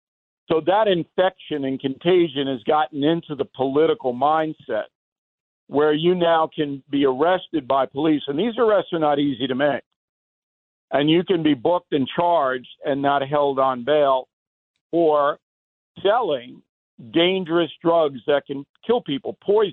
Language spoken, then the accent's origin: English; Levittown, United States; So when I was growing up in Levittown, if you were selling hard drugs there, you could get a serious beating.